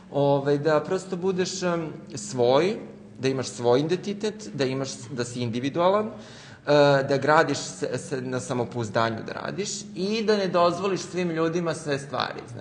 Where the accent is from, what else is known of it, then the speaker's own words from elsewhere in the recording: Smederevo, Podunavlje District, Serbia; now in Belgrade, Serbia; ja sam rođen u Smederevu, e, živim u Beogradu sada